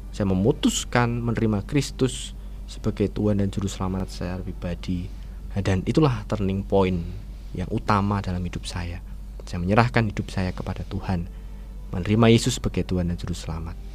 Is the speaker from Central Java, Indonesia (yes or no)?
yes; Wonogiri, Central Java, Indonesia; saya eh, lahir di, di Wonogiri di Kabupaten Wonogiri kemudian saya ya dewasa di Wonogiri bersekolah dari TK, SD, SMP, SMA juga di Wonogiri